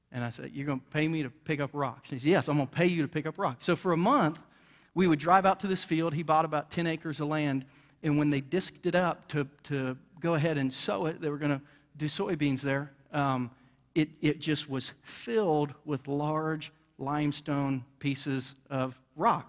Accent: Bainbridge, Ohio, United States; now in Jackson County, Missouri, United States; I grew up in southern Ohio in a redneck town, um, you know, and, and just was an old country boy from Bainbridge, Ohio.

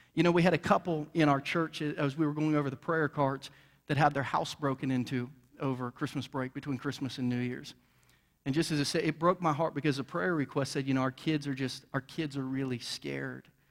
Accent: Bainbridge, Ohio, United States; now in Jackson County, Missouri, United States; I grew up in southern Ohio in a redneck town, um, you know, and, and just was an old country boy from Bainbridge, Ohio.

